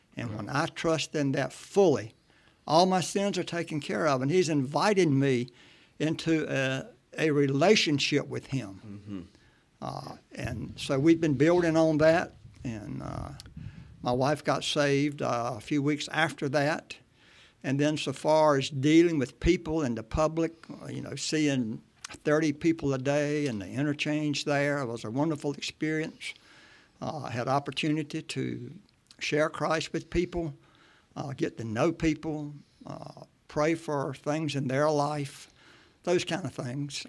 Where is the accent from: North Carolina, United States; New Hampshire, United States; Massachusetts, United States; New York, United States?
North Carolina, United States; Martin County; I'm a Martin County native.